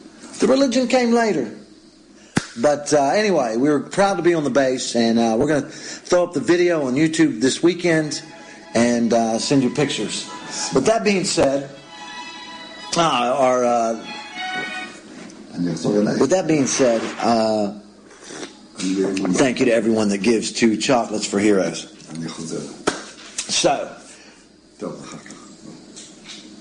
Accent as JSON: {"language": "English", "country": "United States", "moved": "yes", "lives_now": "Israel", "said": "as an American"}